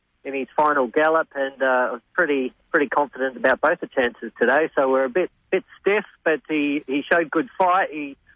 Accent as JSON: {"language": "English", "town": "Benalla", "region": "Victoria", "country": "Australia", "also_born_or_lived": "Flemington", "lives_now": "Seymour, Australia", "said": "I come from Benalla, so it was a home track win today"}